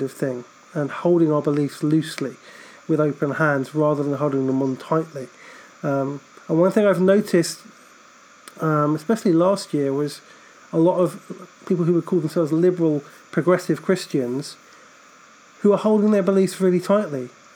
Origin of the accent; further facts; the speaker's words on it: United Kingdom; I'm a Brit.